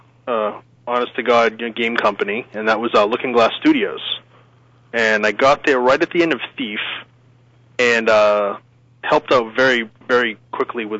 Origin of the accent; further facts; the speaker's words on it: Northern Massachusetts, United States; accent: East Coast; moved away; Northern Mass area originally.